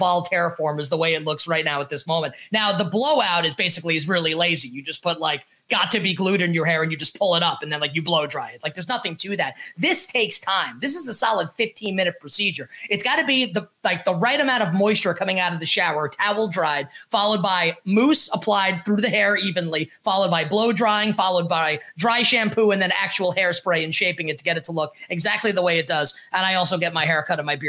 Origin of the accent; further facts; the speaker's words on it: New York, United States; I'm a New Yorker